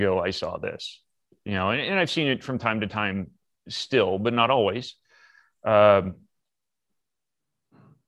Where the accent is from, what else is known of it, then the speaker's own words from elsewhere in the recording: Massachusetts, United States; moved away as an adult; also born or lived in Florida; I'm originally from Massachusetts as well